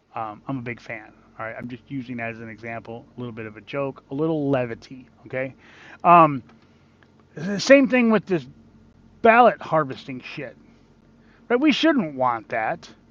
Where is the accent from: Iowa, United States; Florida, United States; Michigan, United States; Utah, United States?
Michigan, United States; my home state of Michigan